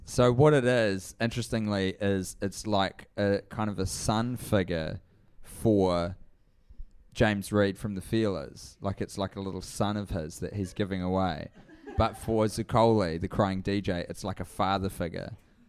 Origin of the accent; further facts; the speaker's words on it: New Zealand; hey, this is me, I'm from New Zealand, I do comedy and I do this podcast